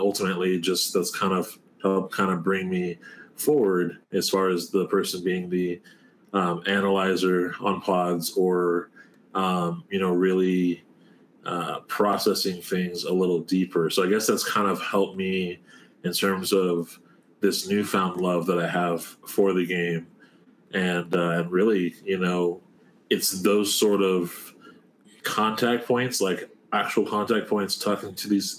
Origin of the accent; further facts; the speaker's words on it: Moreno Valley, California, United States; also born or lived in Riverside; Moval and Riverside. It's like, that's where I'm from